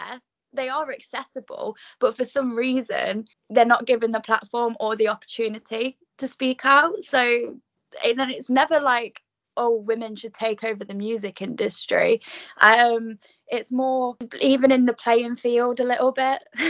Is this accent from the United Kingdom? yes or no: yes; Nottingham, East Midlands, United Kingdom; moved away as an adult; now in Newcastle, United Kingdom; I'm actually a Nottingham girl myself, so I'm from the Midlands, and I was running gigs there for under 18s till I was 18